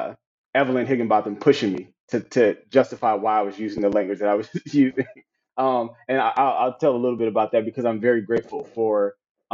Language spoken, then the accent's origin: English; Compton, California, United States; Me growing up in Compton, California, and attending this small Black parochial school